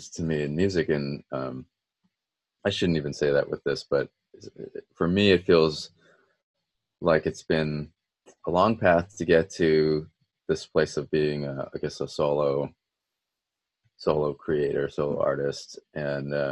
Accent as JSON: {"language": "English", "country": "United States", "tie": "born or raised there", "said": "being a second generation minority growing up in the States"}